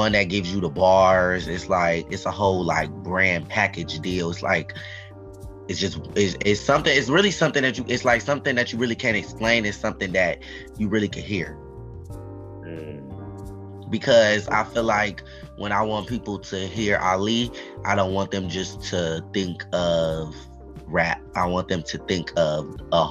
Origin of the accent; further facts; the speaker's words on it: Cleveland, Ohio, United States; I'm from Cleveland